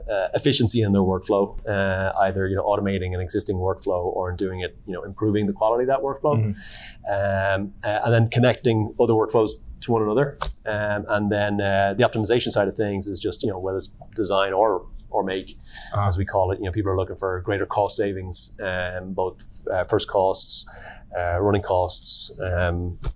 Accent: Ireland; I'm from Ireland

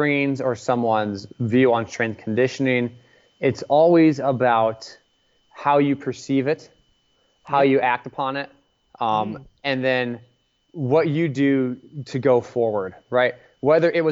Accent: Palo Alto, California, United States; I grew up in Palo Alto, California

